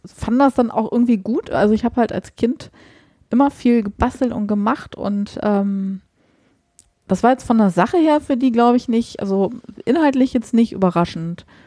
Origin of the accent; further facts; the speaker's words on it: Nordheim, Germany; moved away; also born or lived in Markneukirchen; Ich komme halt gebürtig aus Nordheim